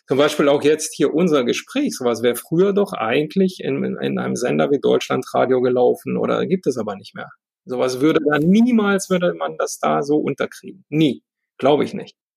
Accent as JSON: {"language": "German", "country": "Romania", "tie": "born or raised there", "moved": "yes", "lives_now": "Germany", "said": "ich komme ja selber aus dem Osten, ja, ich bin mit Ceausescu groß geworden"}